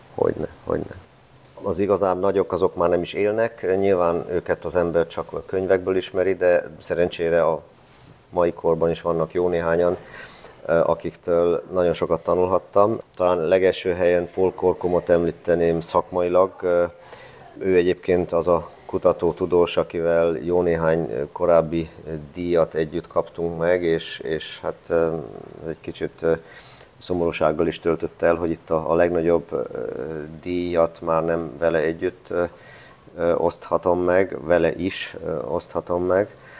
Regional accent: Hungary; moved away as an adult; also born or lived in Austria; now in Garching, Germany; igazán, igazán, igazán otthon, ott érzem magam, ahon, ahonnan jöttem Magyarországon

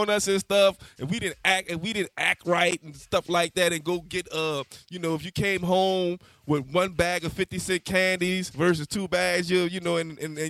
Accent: United States; growing up on Bishop and Kennedy Heights

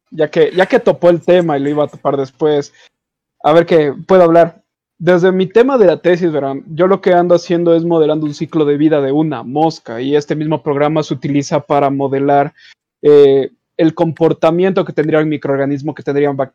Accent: Quito, Pichincha, Ecuador; born there; Los cuatro nacimos en Quito, eh, nacimos en Quito Ecuador.

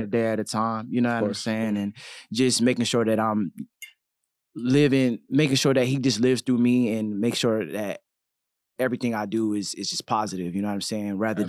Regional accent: Killeen, Texas, United States; moved away; So I'm from Killeen, Texas. Shout out to Texas. I'm always going to represent Texas no matter where I go. Okay. I'm 29 years old

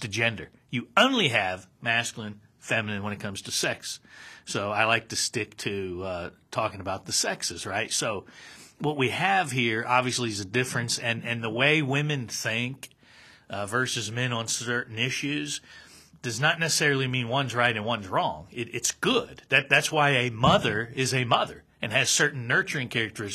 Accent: United States; I'm speaking as an American

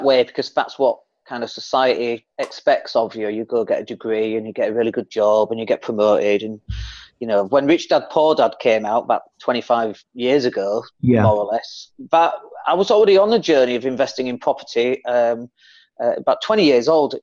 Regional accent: Leeds, Yorkshire and the Humber, United Kingdom; also born or lived in Spain; I come from Leeds, and you might be able to tell from the accent

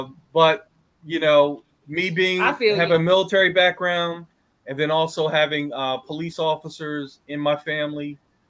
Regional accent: Philadelphia, Pennsylvania, United States; I'm from Philly.

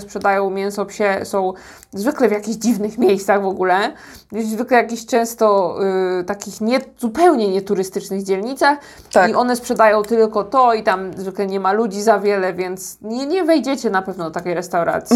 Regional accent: Poland; now in South Korea; jestem z Polski

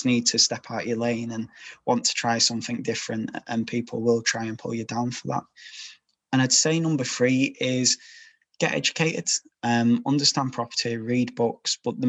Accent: Yorkshire and the Humber, United Kingdom

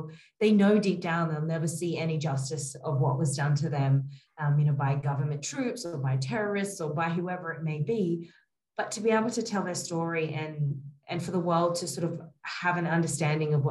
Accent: Australia; moved away as an adult; also born or lived in New York, United States; now in Kabul, Afghanistan; I was born and raised in Australia and in small country towns

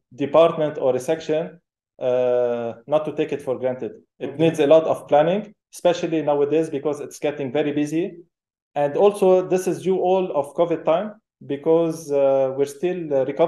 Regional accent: Lebanon; I'm from Lebanon

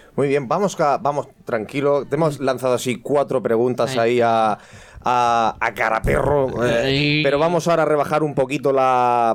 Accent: Callosa de Segura, Valencian Community, Spain; yo soy de Callosa de Segura

